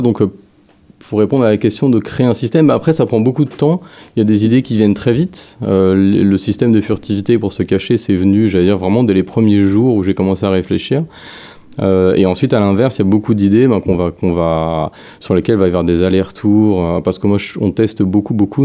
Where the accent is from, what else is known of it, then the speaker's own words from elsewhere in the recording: France; moved away as an adult; now in Montreal, Canada; je suis français, puis j'ai, j'ai, je suis parti là-bas, bah, pour le jeu vidéo